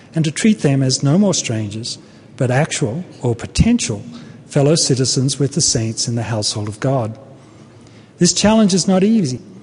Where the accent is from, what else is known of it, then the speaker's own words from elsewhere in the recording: Australia; moved away as an adult; also born or lived in Brisbane, Australia; now in United States; I come from Australia